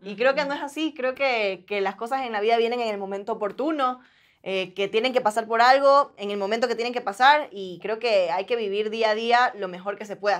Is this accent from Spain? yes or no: no; Guayaquil, Guayas, Ecuador; accent: guayaco; moved away; yo soy guayaca, entonces sí tengo el acento guayaco bien marcado